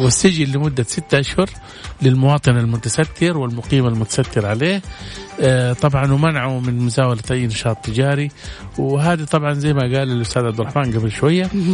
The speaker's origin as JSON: {"language": "Arabic", "country": "Saudi Arabia", "said": "احنا عندنا في السعوديه"}